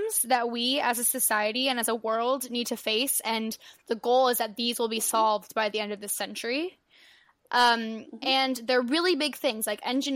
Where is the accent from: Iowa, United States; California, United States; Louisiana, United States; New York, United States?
California, United States; San Pedro; I'm from San Pedro, California